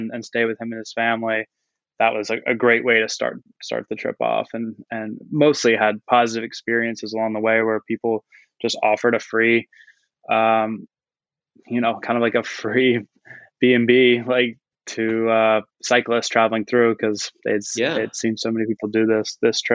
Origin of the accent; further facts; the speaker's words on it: Charleston, South Carolina, United States; moved away as an adult; also born or lived in New York City; coming back to my hometown, really, where I had left and been gone for 5 or 6 years